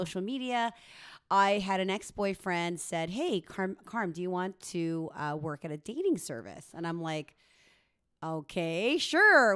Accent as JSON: {"language": "English", "country": "Philippines", "tie": "born or raised there", "moved": "yes", "lives_now": "Canada", "said": "Filipino Canadian, but I, born in the Philippines"}